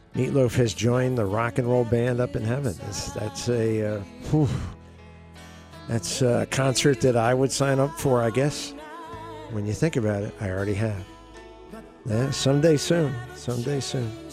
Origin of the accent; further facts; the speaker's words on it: the Poconos, Pennsylvania, United States; in my high school, when I grew up in the Poconos, um, Pocono Hills